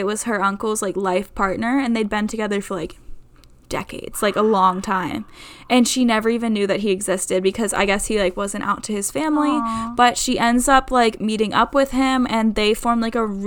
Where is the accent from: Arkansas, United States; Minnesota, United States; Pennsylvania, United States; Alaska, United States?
Pennsylvania, United States; Pittsburgh; Pittsburgh, which is, like, my hometown